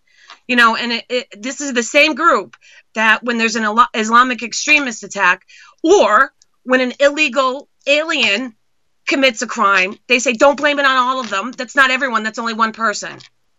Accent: Massachusetts, United States; She has been one of the worst representatives I've ever had, and I came from Massachusetts.

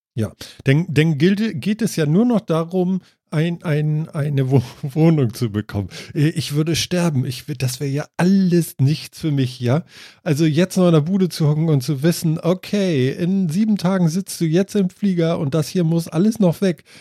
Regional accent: Germany; bei uns in Deutschland

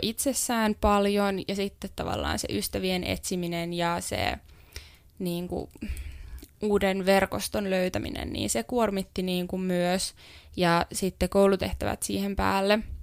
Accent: Helsinki, Uusimaa, Finland; moved away as an adult; now in Jyväskylä, Finland; Mä oon Helsingistä kotoisin ja silloin muutin ensimmäistä kertaa omilleni

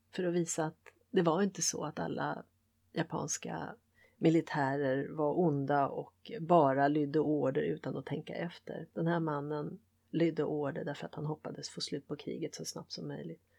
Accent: Sweden; jag är vare sig det ena eller det andra, jag är svensk

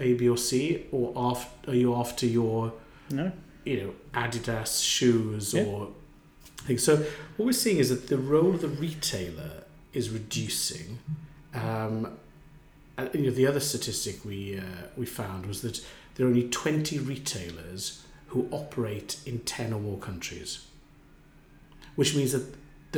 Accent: Wales, United Kingdom; growing up in Wales in the 70s

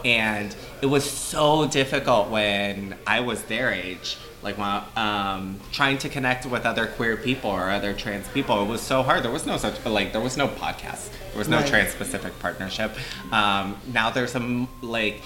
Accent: Orlando, Florida, United States; I'm from Florida, so Floridians, we tend to have a lot of ties to the Caribbean

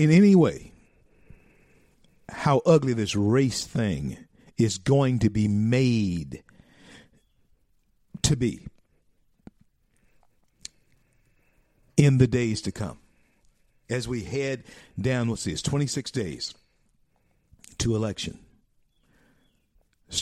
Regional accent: the South, United States; I'm born and raised in the South.

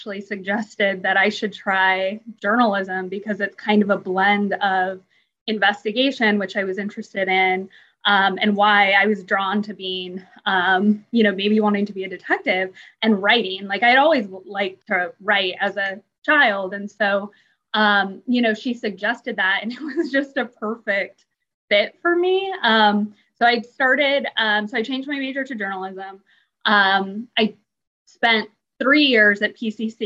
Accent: Portland, Oregon, United States; moved away as an adult; now in Tampa Bay, United States; I'm from Portland, Oregon

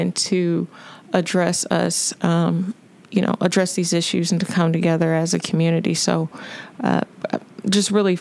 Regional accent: Louisville, Kentucky, United States; I'm born and raised in Louisville, went to the historic Central High School

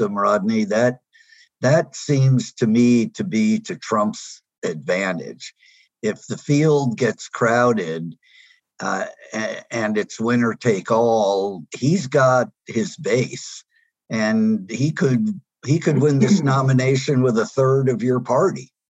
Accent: Indiana, United States; my home state of Indiana

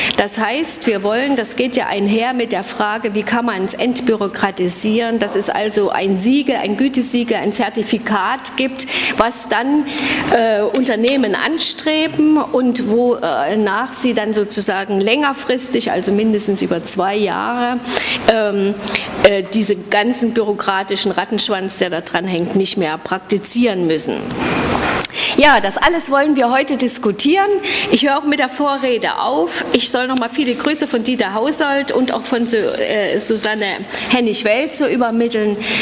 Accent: Suhl, Thuringia, Germany; aus meiner Heimatstadt Suhl

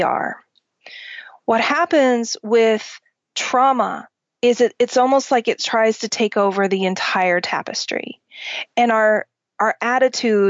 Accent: Oklahoma, United States; I grew up in Oklahoma

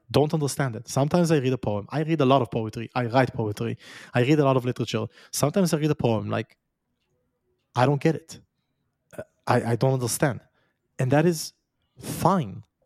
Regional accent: Israel; moved away; I was born in Israel. I was raised in Israel. Now I've left it

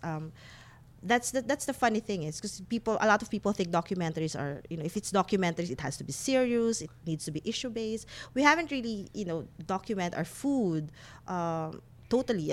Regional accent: Philippines

